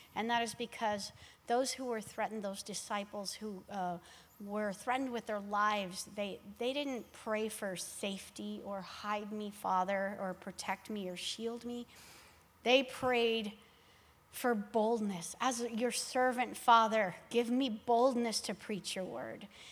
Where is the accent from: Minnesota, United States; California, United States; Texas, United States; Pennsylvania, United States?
Texas, United States; Laredo; I grew up in Laredo, Texas